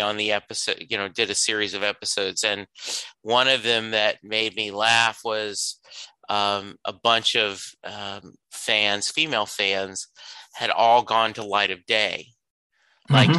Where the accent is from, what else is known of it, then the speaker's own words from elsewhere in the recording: the South, United States; I grew up in the South